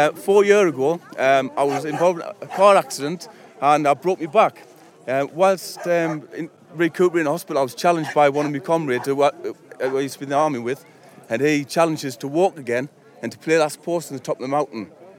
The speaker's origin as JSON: {"language": "English", "town": "Sunderland", "region": "North East England", "country": "United Kingdom"}